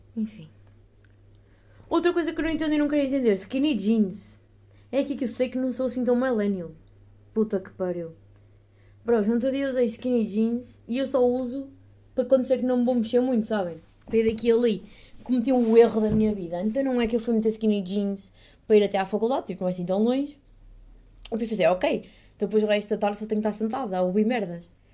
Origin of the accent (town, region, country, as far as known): Portugal; moved away as an adult; now in Netherlands